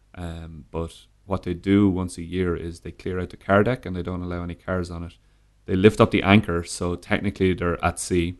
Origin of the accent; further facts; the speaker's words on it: Dublin, Leinster, Ireland; Born and raised in Ireland, yeah. Born in Dublin.